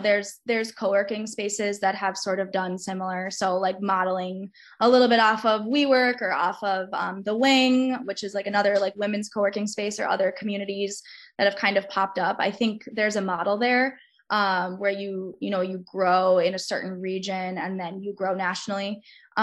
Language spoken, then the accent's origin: English; Minneapolis, Minnesota, United States; now in Chicago, United States; I'm originally from Minneapolis, Minnesota, and I actually really love Minneapolis.